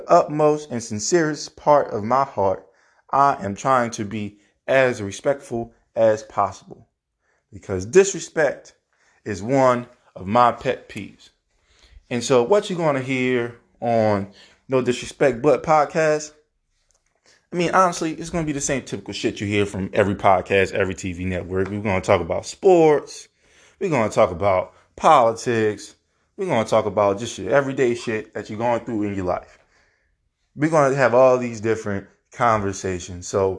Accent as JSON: {"language": "English", "region": "Louisiana", "country": "United States", "tie": "born or raised there", "said": "Somebody from the Ninth Ward doesn't sound like me. I grew up on the West Bank."}